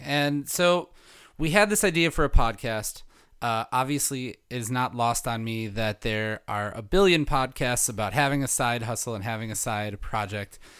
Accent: Milwaukee, Wisconsin, United States; I grew up in the Milwaukee area

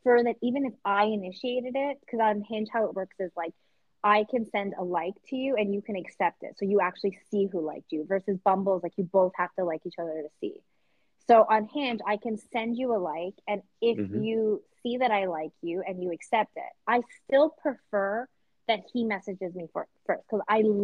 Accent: Vancouver, British Columbia, Canada; now in United States; I'm from Vancouver

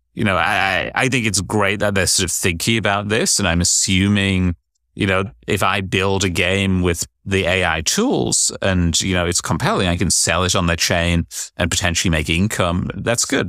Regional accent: United Kingdom; being British, you'd think I just instinctively always be carrying an umbrella, but I'm also a northerner

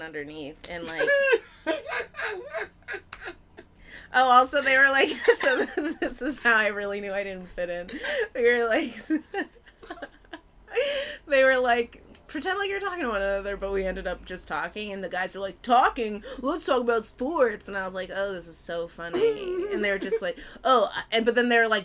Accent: Pasadena, California, United States; moved away as an adult; also born or lived in Baltimore; I'm from Pasadena, and I moved to Baltimore, and I was living there for 7 years

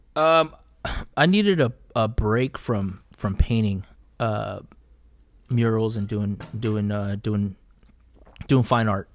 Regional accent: Fresno, California, United States; I grew up in Southeast Fresno

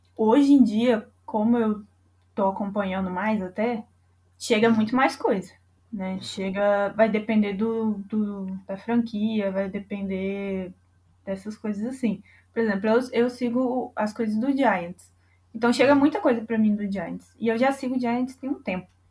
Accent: Brazil; eu sou muito brasileira

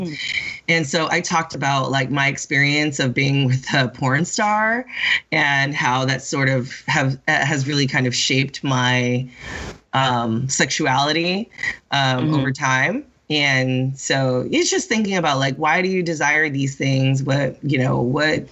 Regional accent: Sacramento, California, United States; also born or lived in San Francisco; I am originally from California, Northern California, um, from Sacramento and San Francisco.

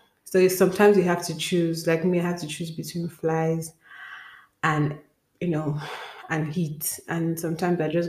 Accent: Nigeria; moved away; as a Nigerian

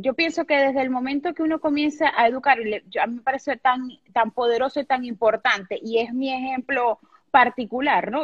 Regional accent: Venezuela; also born or lived in Maracaibo, Venezuela; vivo en Venezuela, soy venezolana, vivo en una ciudad que se llama Maracaibo.

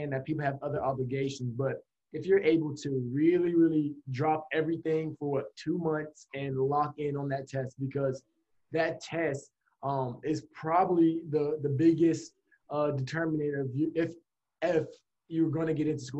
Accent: Atlanta, Georgia, United States; moved away as an adult; also born or lived in Miami; now in Boston, United States; I'm from Atlanta, Georgia.

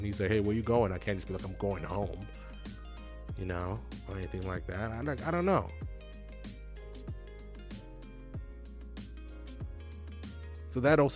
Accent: United States; also born or lived in Kenya; even though we're both Kenyan, I'm more Americanized, obviously, than her, because most of my formative years were in America

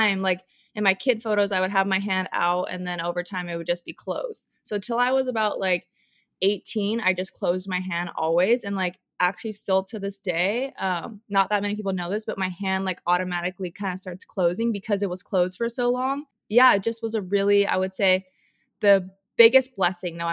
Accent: Hawaii, United States; Hawaii and like how I grew up.

